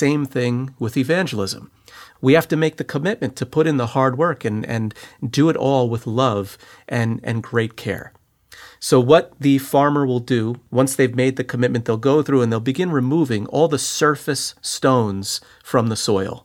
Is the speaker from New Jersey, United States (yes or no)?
yes; New Jersey, United States; now in Brooklyn, United States; I'm from New Jersey